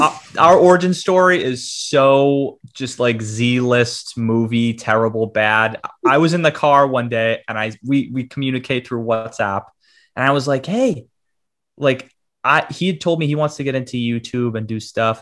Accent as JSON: {"language": "English", "town": "Boston", "region": "Massachusetts", "country": "United States", "tie": "born or raised there", "said": "I'm from Boston, Mass, born and raised"}